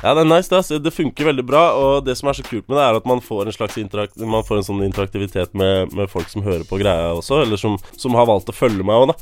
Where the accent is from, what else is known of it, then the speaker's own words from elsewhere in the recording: Larvik, Vestfold, Norway; Vi vokste opp i Larvik